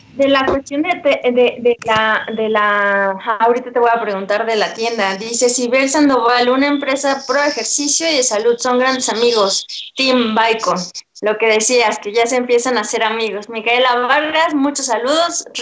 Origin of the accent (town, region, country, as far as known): Mexico